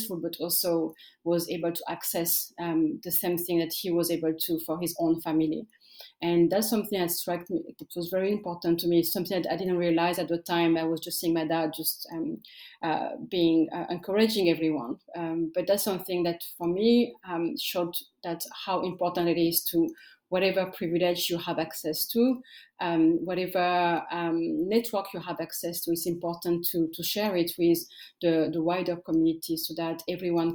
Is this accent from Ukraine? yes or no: no; France; also born or lived in Eritrea; I grew up in France, and I came as a refugee with my parents